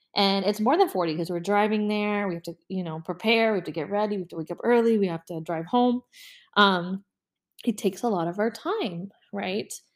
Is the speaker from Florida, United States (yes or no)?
yes; Orlando, Florida, United States; I live in Florida, born and raised in Orlando